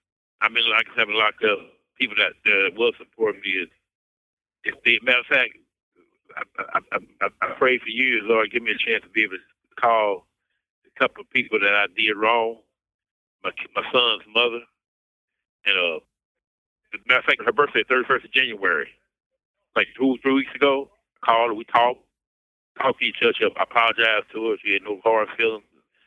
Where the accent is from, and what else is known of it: Kansas, United States; born or raised there